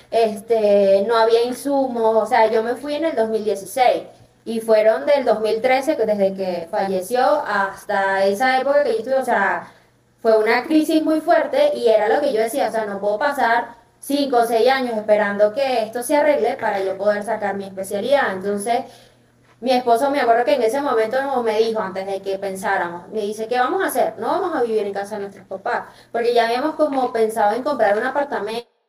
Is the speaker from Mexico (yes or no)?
no; Venezuela; me dice que si soy colombiana, que si soy cubana por el acento y ya, y no, bueno, con Cuba nos parecemos, pero no tanto.